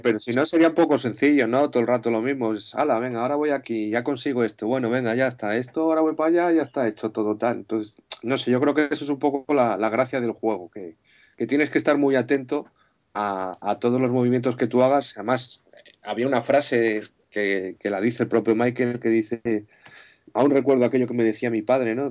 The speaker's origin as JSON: {"language": "Spanish", "town": "Madrid", "region": "Community of Madrid", "country": "Spain", "said": "soy de aquí, de Madrid, de los madriles de toda la vida"}